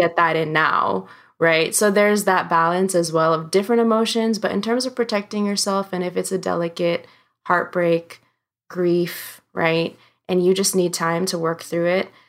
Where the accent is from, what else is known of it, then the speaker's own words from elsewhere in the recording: United States; growing up in the States, that culture and heritage